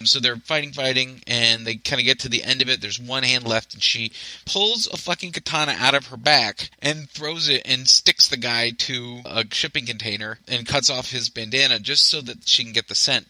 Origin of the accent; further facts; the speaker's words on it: the South, United States; I grew up in the South and they play football